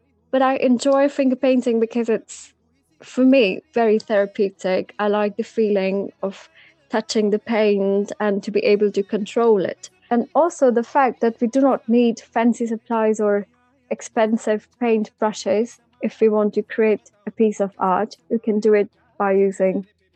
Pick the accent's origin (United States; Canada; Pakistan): Pakistan; moved away